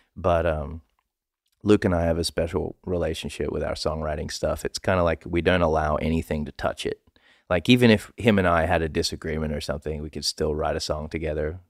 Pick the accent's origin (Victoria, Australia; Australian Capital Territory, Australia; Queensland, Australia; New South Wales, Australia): New South Wales, Australia; Sydney; I'm from Western Sydney